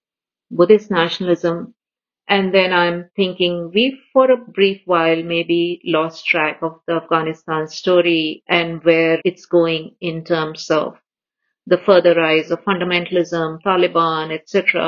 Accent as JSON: {"language": "English", "country": "India", "moved": "yes", "said": "I come originally from India"}